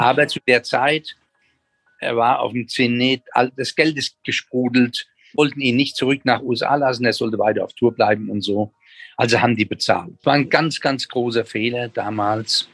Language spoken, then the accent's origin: German; Germany